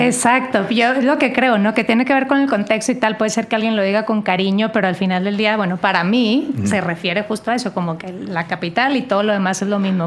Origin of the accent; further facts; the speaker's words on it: Monterrey, Nuevo León, Mexico; now in Mexico City, Mexico; yo que soy de Monterrey